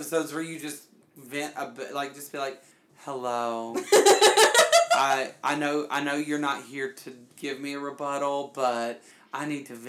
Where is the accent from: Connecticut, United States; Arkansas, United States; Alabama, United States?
Alabama, United States; because I'm from Alabama.